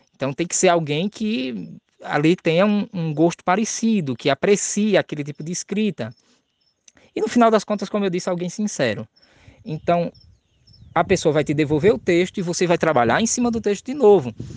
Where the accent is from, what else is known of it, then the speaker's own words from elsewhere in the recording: Maceió, Alagoas, Brazil; eu sou de Maceió, sou de Alagoas